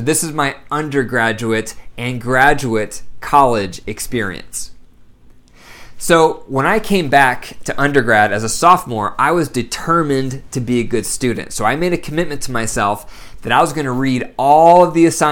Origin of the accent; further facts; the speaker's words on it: Bryan, Ohio, United States; I was born in Bryan, Ohio. Very small town. Up in the northwest corner of Ohio